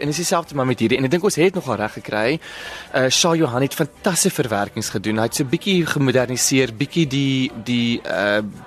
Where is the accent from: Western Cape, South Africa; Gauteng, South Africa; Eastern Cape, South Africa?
Western Cape, South Africa; Bellville; ek is natuurlik van Belwel oorspronklik